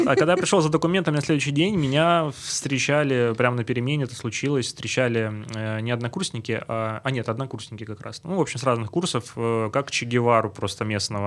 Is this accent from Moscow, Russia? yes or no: no; Stavropol, Stavropol Krai, Russia; Из Ставрополя